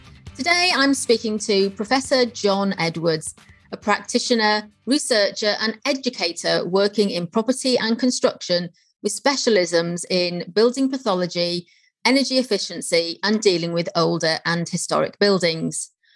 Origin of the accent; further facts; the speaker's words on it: Wales, United Kingdom; accent: Welsh; now in Milton Keynes, United Kingdom; I'm actually from North Wales and I'm very fickle with my accent. So there's a chance that by the end of this conversation, my accent may have changed and I might have slipped into a very Welsh accent.